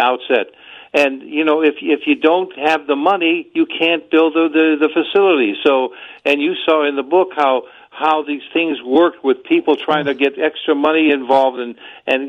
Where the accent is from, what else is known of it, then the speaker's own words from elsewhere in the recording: Cleveland, Ohio, United States; my hometown of Cleveland